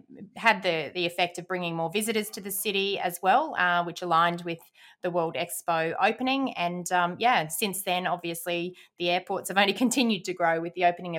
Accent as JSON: {"language": "English", "town": "Brisbane", "region": "Queensland", "country": "Australia", "tie": "born or raised there", "said": "I remember growing up in Brisbane at that time. I was primary school going into high school throughout the 1980s"}